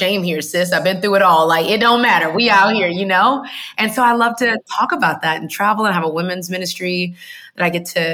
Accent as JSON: {"language": "English", "town": "Houston", "region": "Texas", "country": "United States", "tie": "born or raised there", "moved": "yes", "lives_now": "Atlanta, United States", "said": "I was born in Houston, Texas. That's the best and most important thing about me, because Texas, there's a lot of pride there"}